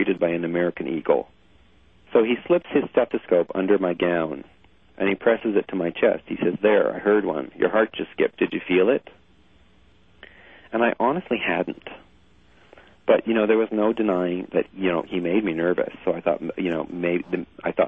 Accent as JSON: {"language": "English", "country": "Canada", "said": "I'm from Canada"}